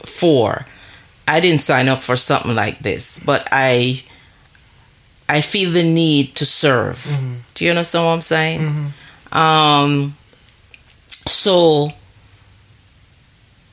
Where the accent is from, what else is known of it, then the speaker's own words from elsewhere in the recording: Jamaica; moved away as an adult; living in a new, different country from the one that I was born